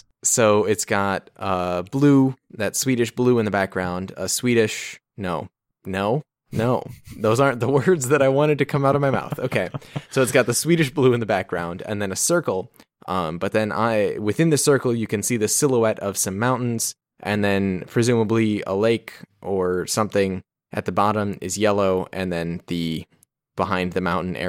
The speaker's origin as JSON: {"language": "English", "region": "Texas", "country": "United States", "said": "I'm from Texas, and I went to Varberg."}